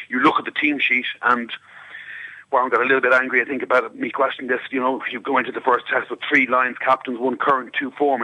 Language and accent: English; Ireland; I'm Irish